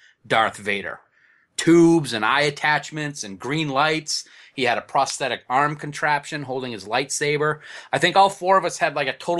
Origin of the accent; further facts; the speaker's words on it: New England, United States; we're from New England